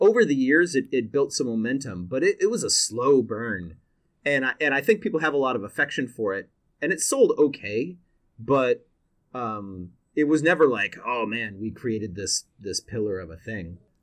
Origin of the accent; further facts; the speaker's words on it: Seattle, Washington, United States; I was born and raised in Seattle